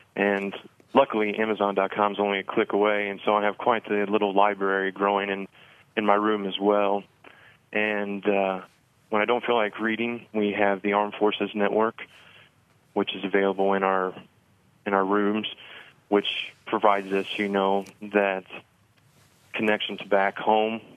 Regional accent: Evansville, Indiana, United States; also born or lived in Bloomington, Indiana; I enlisted uh, with the 163rd Field Artillery Battalion in Evansville where I was born and raised

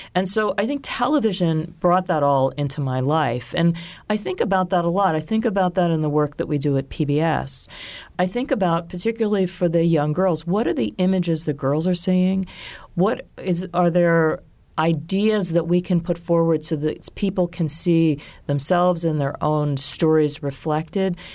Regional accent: Baltimore, Maryland, United States; moved away as an adult; also born or lived in Washington / New York; I grew up outside of Baltimore in an area that was somewhat rural

